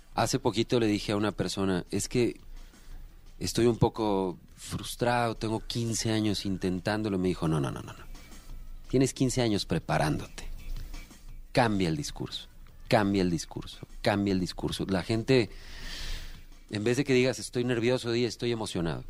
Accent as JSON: {"language": "Spanish", "region": "Aguascalientes", "country": "Mexico", "said": "en Aguascalientes, de donde yo soy, pues me pagaban. Entonces yo con 16 años ya trabajando en bares"}